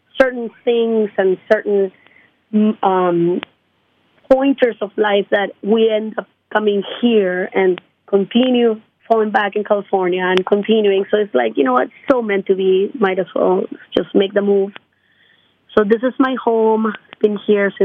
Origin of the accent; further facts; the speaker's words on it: Lima, Peru; now in United States; I'm from Lima, Peru